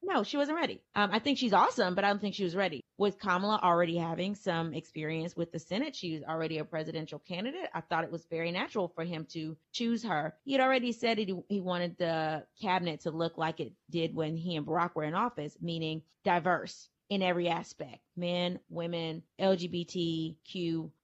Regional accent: Louisiana, United States; moved away as an adult; now in Texas, United States; my hometown in Louisiana

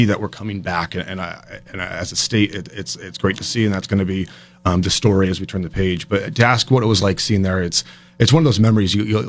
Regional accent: Vermont, United States; When I say I was from Vermont, people were like, are you okay?

